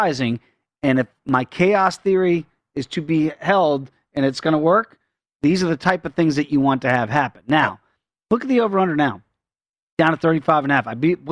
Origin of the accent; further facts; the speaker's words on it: East Coast, United States; also born or lived in Midwest; now in Pacific Coast, United States; growing up in the East Coast, moving to the Midwest, and now I'm out here on the Pacific Coast